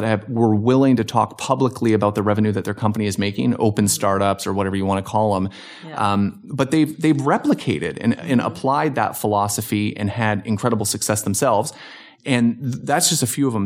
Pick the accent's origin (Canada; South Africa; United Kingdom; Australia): Canada; Hamilton, Ontario; also born or lived in Virginia Beach, United States / Arizona, United States; now in Simi Valley, United States; I grew up in Canada, so okay. I was from Southern Ontario, Hamilton, Ontario